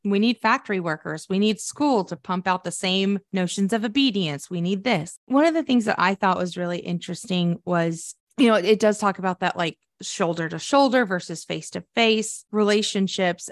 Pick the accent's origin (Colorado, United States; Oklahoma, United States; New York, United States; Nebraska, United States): Oklahoma, United States; Sterling; growing up in my hometown, Sterling, Oklahoma